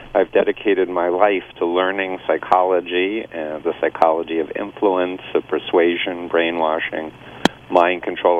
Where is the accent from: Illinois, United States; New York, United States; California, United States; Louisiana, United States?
New York, United States; New York City; moved away as an adult; now in Boston, United States; I grew up in Flushing, Queens